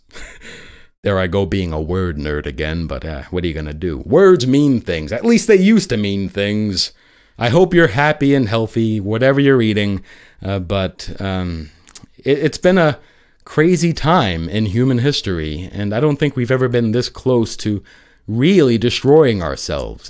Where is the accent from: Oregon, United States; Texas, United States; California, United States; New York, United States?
New York, United States; New York City; New York City, my hometown